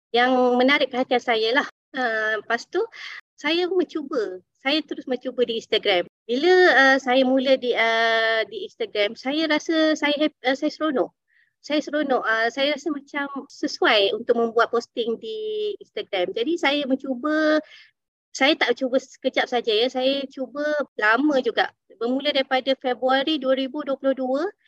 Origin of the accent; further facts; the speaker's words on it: Dungun, Terengganu, Malaysia; now in Kuala Lumpur, Malaysia; saya berasal daripada Dungun. Kini saya menetap di Kuala Lumpur